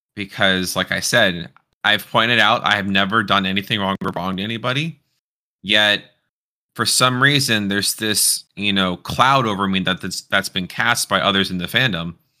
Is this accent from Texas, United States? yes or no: yes; Houston, Texas, United States; moved away; I'm actually originally from the same part of Texas as you